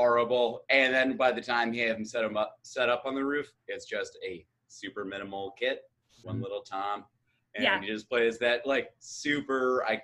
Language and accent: English; United States; I'm American